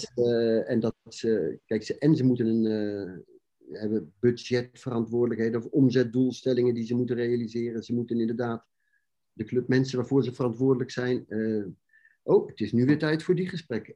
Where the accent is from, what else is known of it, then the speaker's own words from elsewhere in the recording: Netherlands; zijn wij als Nederlanders